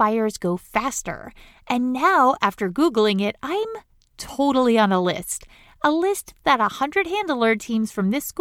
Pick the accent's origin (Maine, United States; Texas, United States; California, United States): Maine, United States; The State Farm Arson Detection School is in my home state of Maine